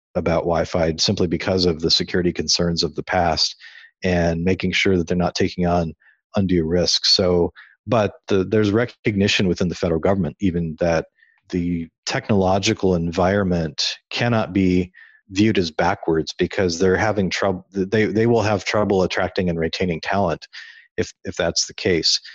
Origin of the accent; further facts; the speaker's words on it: Iowa, United States; moved away as an adult; also born or lived in California; I grew up in Iowa. I spent m, a good chunk of my life living there